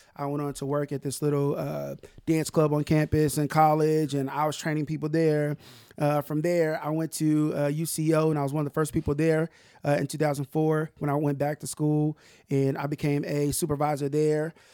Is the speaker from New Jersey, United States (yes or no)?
no; Tulsa, Oklahoma, United States; I'm from North Tulsa, man. I, I'm from North Tulsa